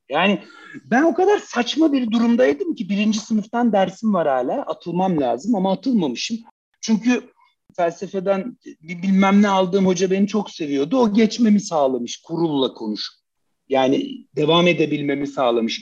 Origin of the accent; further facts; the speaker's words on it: Turkey; erkeksiz bir yerde Türkiye gibi bir toplumda büyümek